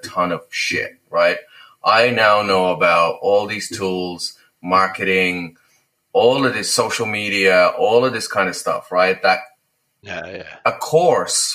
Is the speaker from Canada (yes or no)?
no; Lithuania; moved away; I'm from Lithuania, obviously.